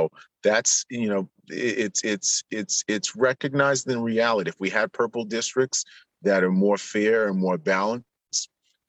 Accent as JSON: {"language": "English", "town": "New York City", "region": "New York", "country": "United States", "tie": "born or raised there", "said": "Where I grew up in Southeast Queens, it's heavily democratically registered."}